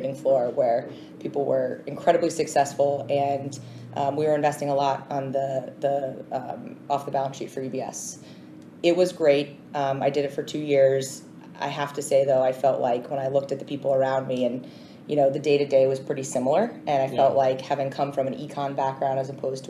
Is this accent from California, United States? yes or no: no; Swampscott, Massachusetts, United States; moved away as an adult; now in New York, United States; grew up in Swampscott, Massachusetts, so I want to give a shout out to the North Shore of Massachusetts